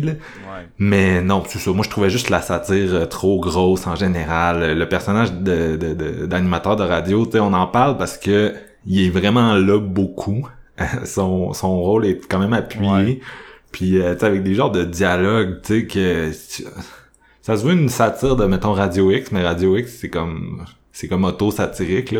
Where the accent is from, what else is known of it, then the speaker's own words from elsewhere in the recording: Quebec City, Quebec, Canada; je viens de Québec.